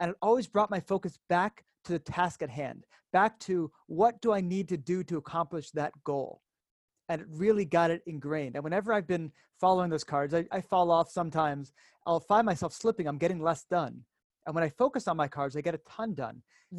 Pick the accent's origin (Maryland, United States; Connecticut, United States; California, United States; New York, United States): Connecticut, United States; moved away as an adult; now in Israel; I'm from the States originally, grew up in Connecticut